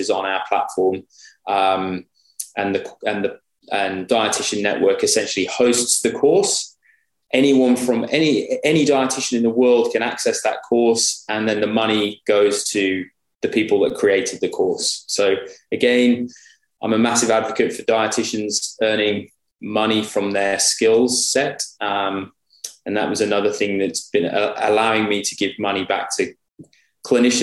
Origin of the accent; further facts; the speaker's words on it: United Kingdom; moved away as an adult; now in Australia; I still see myself as a Brit living in Australia.